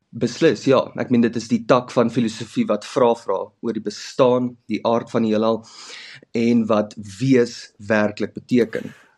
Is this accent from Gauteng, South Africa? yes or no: yes; Heidelberg, Gauteng, South Africa; ek is gebore in 'n klein dorp uh langs die Suikerbosrand in Heidelberg by Johannesburg op die N